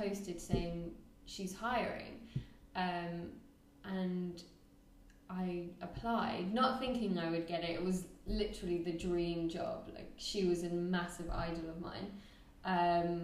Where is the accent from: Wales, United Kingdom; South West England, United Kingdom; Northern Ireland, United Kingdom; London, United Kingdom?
London, United Kingdom; moved away as an adult; also born or lived in Nottingham; now in Thailand; I'm from London.